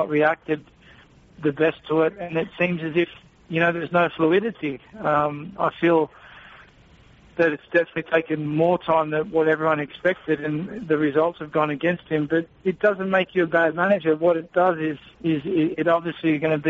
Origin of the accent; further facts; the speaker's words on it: Australia; as an athlete and as an Australian socceroo